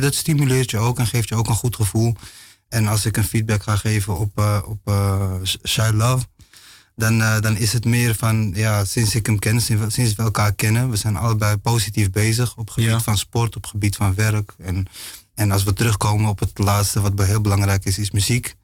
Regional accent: Amsterdam, North Holland, Netherlands; also born or lived in Morocco; ik ben wel in Amsterdam geboren

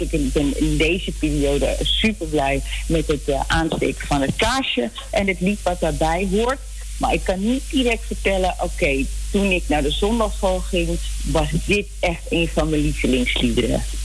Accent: Netherlands; also born or lived in Nickerie, Suriname / Amsterdam; ik ben in Nederland opgegroeid

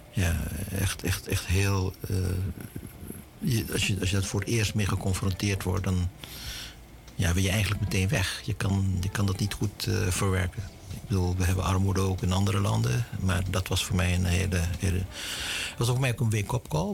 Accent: Suriname; also born or lived in Aruba; now in Netherlands; Ik ben Surinamer. Ik ben geboren in Suriname.

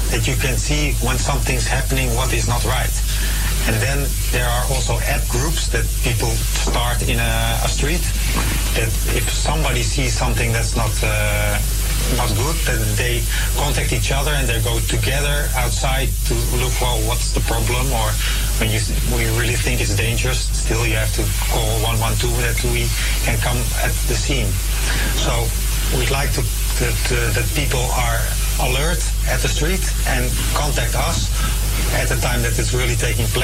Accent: Amsterdam, North Holland, Netherlands; So I'm from Amsterdam Zuidoost, but there is one at Venserpolder, there is one at uh, the FD buurt.

